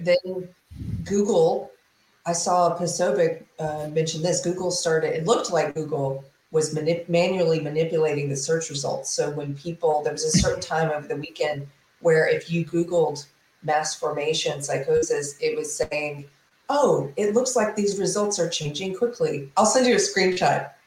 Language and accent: English; South Carolina, United States; now in Texas, United States; I'm from South Carolina.